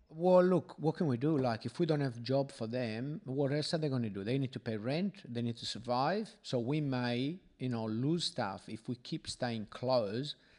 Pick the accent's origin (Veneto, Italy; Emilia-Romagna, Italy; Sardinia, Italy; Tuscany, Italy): Sardinia, Italy; now in Australia; I am from Sardinia